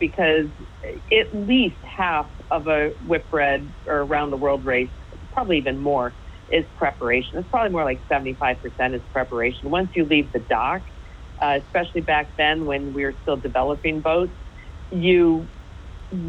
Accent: United States; being American

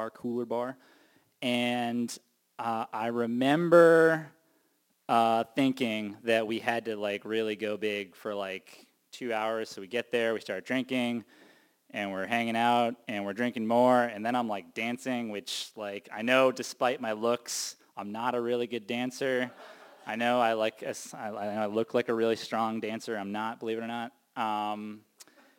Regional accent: Cape Cod, Massachusetts, United States; I was born and raised on the Cape.

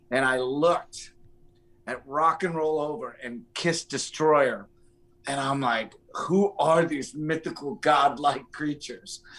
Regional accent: Poughkeepsie, New York, United States; also born or lived in Tuxedo Park, New York / Los Angeles; I was I was born in Poughkeepsie. I lived mm. there until I was like uh, upstate New York.

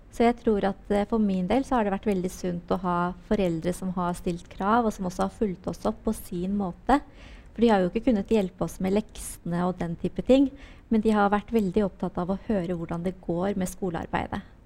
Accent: Oslo, Norway; oppveksten min på Holmen var eh, fantastisk

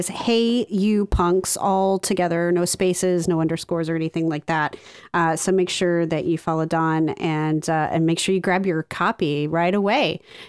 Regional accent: Northwest Ohio, United States; now in Cleveland, United States; I'm a transplant to Cleveland. I grew up in Northwest Ohio.

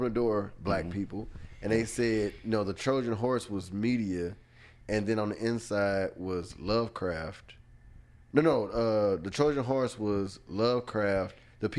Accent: Beaumont, Texas, United States; I'm from Beaumont, Texas.

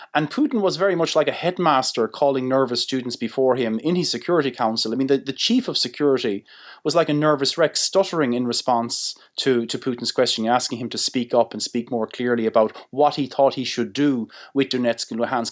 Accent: Ireland; as Irish people

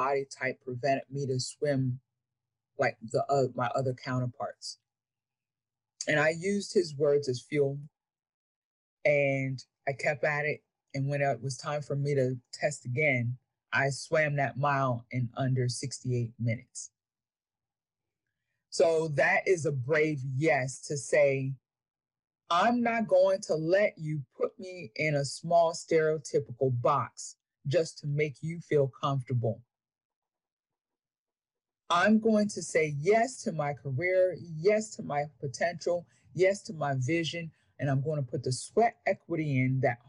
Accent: York, Pennsylvania, United States; moved away as an adult; growing up in poverty and, you know, born and raised in York, Pennsylvania

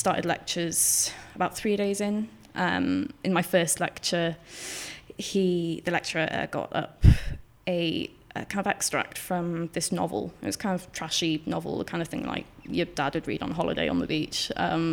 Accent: Llangadog, Wales, United Kingdom; I was from a place kind of not far from the valleys, just over. My dad lives in Estragon Lice, but at that time we were in Llangadog, Carmarthenshire

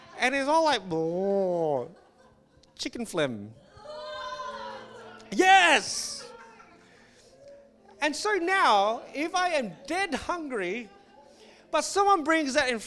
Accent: Singapore; when I was growing up in Singapore

